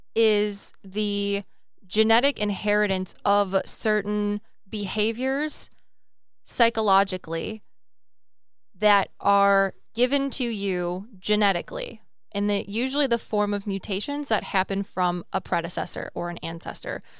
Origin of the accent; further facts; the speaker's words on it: United States; I'm American, so that's a culture, right?